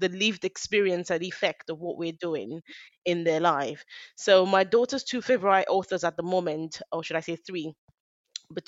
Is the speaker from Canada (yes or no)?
no; Nigeria; now in United Kingdom; I'm Nigerian, I'm British